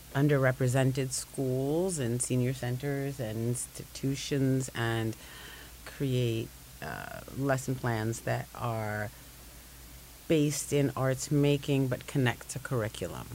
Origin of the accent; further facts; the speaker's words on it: Jamaica; now in Brooklyn, United States; I'm Jamaican born, Brooklyn based